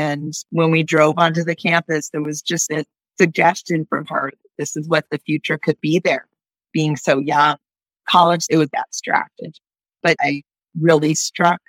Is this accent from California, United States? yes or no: yes; Northern California, United States; I grew up in Northern California